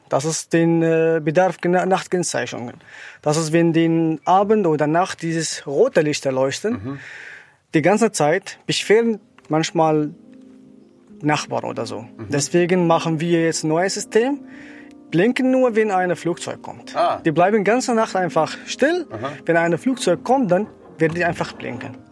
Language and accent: German; Syria; German is a second language; moved away as an adult; now in Germany; ich komme ursprünglich aus Syrien. Ich bin seit 2016 hier in Deutschland.